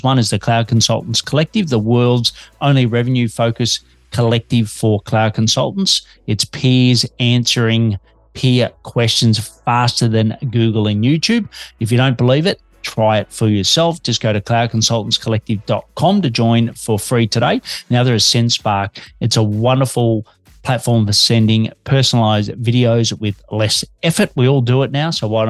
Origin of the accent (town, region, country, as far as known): Australia; now in Melbourne, Australia